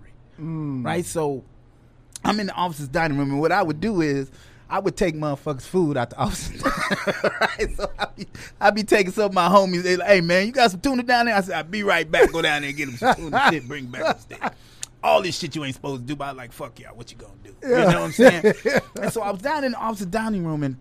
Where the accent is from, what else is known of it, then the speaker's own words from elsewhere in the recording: Chicago, Illinois, United States; I'm still from Chicago.